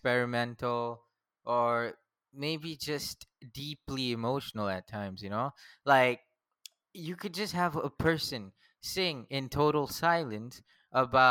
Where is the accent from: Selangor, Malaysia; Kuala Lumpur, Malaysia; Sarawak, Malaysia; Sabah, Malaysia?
Selangor, Malaysia; Selayang; It's Selayang Batu Caves